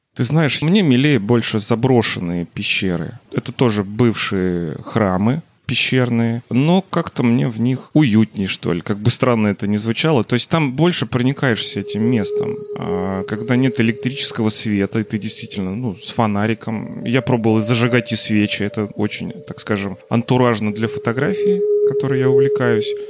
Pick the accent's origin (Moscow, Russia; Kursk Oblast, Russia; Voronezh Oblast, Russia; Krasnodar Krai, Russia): Voronezh Oblast, Russia; Voronezh; я коренной воронежец, э, даже, можно сказать, сельский житель, живу в пригороде Воронежа